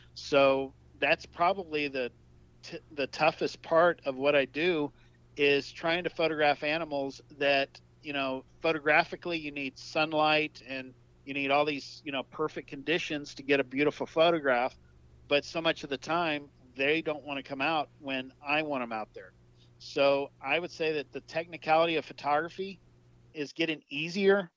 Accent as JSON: {"language": "English", "region": "South Texas", "country": "United States", "tie": "born or raised there", "said": "I'm from South Texas, born and raised in Texas"}